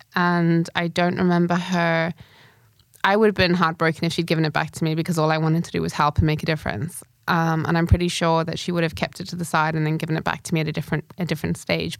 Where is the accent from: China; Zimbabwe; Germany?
Zimbabwe; moved away; also born or lived in United Kingdom; having left Zimbabwe and gone into, I moved to the U K, so first world living